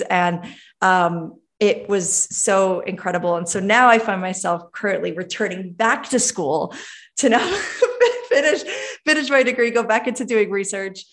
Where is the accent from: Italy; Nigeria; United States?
United States; New York City, New York; I was born in Brooklyn, Brooklyn, New York